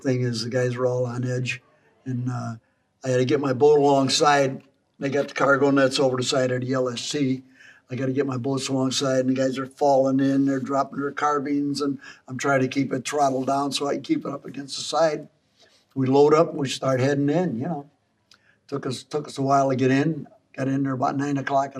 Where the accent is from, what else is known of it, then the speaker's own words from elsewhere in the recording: Chicago, Illinois, United States; Born and raised in Chicago.